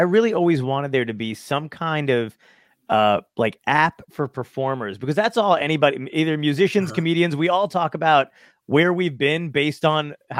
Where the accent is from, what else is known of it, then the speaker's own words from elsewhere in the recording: Toms River, New Jersey, United States; Technically, Tom's River. I grew up in Tom's River, which is basically the Florida of New Jersey. So it's just it's like a red area. They're all really old people.